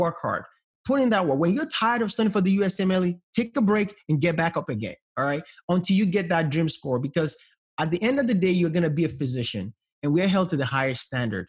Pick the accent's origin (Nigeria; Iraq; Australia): Nigeria; English is a second language; now in United States; I came from Nigeria where we're poor, raised up in a low middle class home